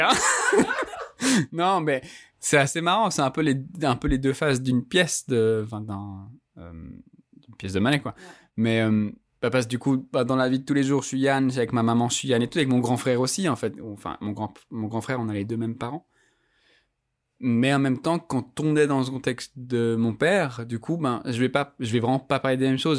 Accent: Geneva, Switzerland; moi, j'ai grandi à Genève d'un père qui est maghrébin

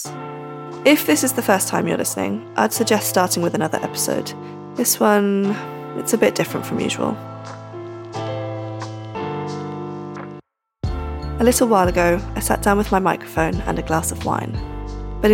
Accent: Norfolk, East of England, United Kingdom; now in Manchester, United Kingdom; I live in Manchester, but I'm from Norfolk.

